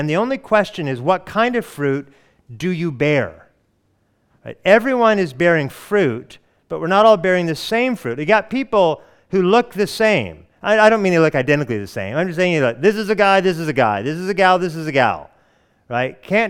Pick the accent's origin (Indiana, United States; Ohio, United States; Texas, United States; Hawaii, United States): Hawaii, United States; born there; I was born in Hawaii, and I didn't know that.